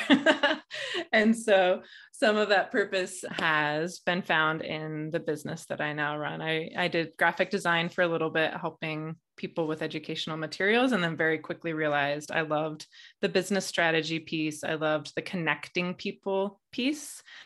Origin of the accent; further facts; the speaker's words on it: Midwest, United States; I grew up in a very conservative family in the Midwest